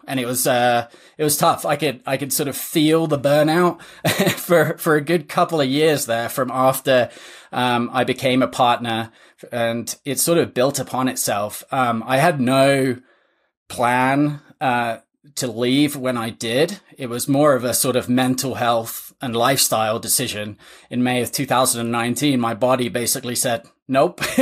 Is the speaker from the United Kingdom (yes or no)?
yes; England, United Kingdom; moved away as an adult; now in United States; I'm originally from England, uh, came to play college tennis